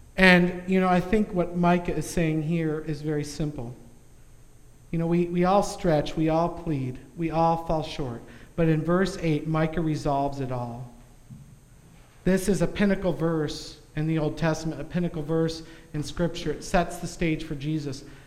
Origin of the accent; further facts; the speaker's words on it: United States; as an American